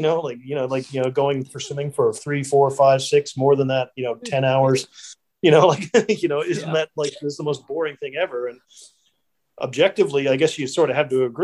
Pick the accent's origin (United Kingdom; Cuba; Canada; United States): Canada; Corner Brook, Newfoundland and Labrador; also born or lived in Australia; now in New Zealand; I'm from a little town called Cornerbrook, Newfoundland in Canada.